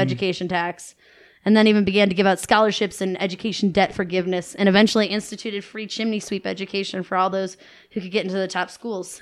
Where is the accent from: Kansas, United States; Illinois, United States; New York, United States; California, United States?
New York, United States; Buffalo; I'm from Buffalo, New York